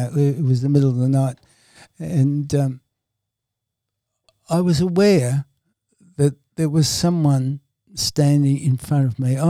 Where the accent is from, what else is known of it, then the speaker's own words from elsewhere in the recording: Dublin, Leinster, Ireland; Being an Irishman from Dublin, I would have said, I would say my mother was probably Catholic as a child